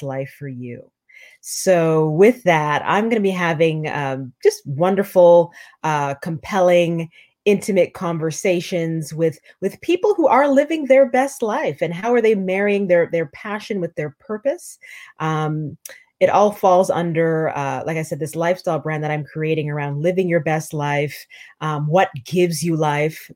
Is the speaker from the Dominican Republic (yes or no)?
no; Canada; moved away as an adult; now in New York, United States; I'm Canadian